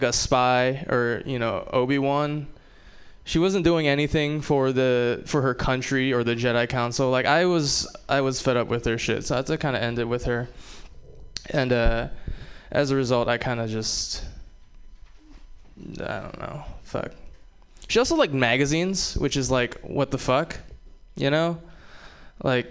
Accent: Hawaii, United States; moved away; I'm also from Hawaii, which means I have a lot of mixed feelings about Pearl Harbor. Yeah. No. I love Hawaii. You know, when you grow up in Hawaii

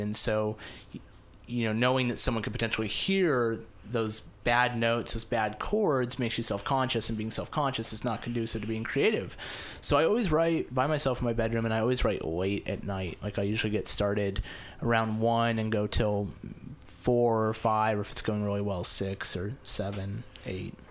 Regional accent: Las Vegas, Nevada, United States; moved away as an adult; also born or lived in Ventura, California / Reno, Nevada; now in San Francisco, United States; I grew up in Las Vegas, so it's actually the first time I have performed in Las Vegas. Um, I moved away when I was 18

